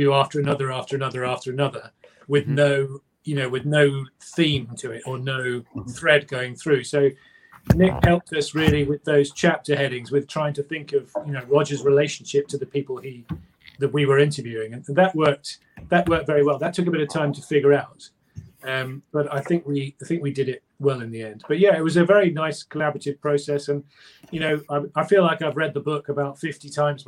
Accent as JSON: {"language": "English", "country": "United Kingdom", "said": "I write in English because I'm British"}